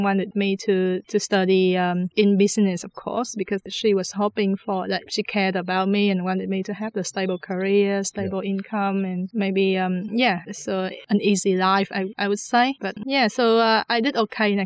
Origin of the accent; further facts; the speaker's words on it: Ho Chi Minh City, Vietnam; English is a second language; moved away as an adult; also born or lived in Tasmania; I was born in Saigon, Ho Chi Minh City, down south, and I grew up there. I stayed for the first 19 years of my life in Saigon, Ho Chi Minh City.